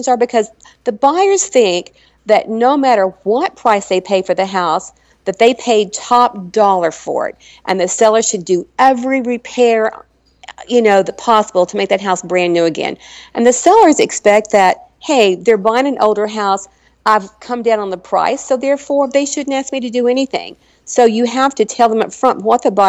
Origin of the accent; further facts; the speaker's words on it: Arkansas, United States; moved away; I'm from Arkansas originally